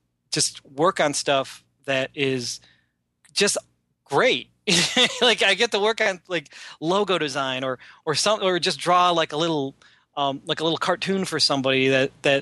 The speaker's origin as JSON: {"language": "English", "town": "Cleveland", "region": "Ohio", "country": "United States", "said": "I'm a dude from Cleveland who just draws funny things"}